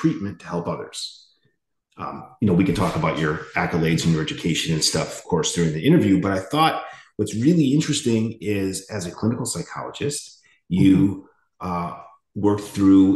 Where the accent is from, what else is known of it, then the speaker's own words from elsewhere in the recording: Chicago, Illinois, United States; now in Navarre, United States; I'm originally from Chicago, but my family and I moved down to Florida